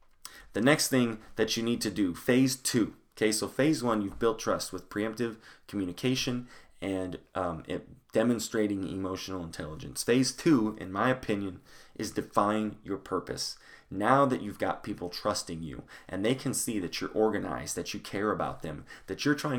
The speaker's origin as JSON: {"language": "English", "town": "Longmont", "region": "Colorado", "country": "United States", "tie": "born or raised there", "said": "I grew up going in Longmont, Colorado, went to Longmont High School"}